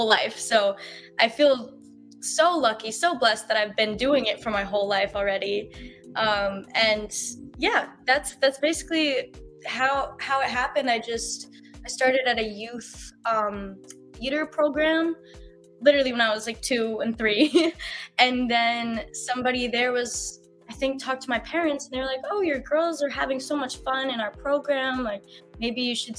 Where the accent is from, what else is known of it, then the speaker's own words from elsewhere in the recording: Los Angeles, California, United States; I grew up in Los Angeles. I live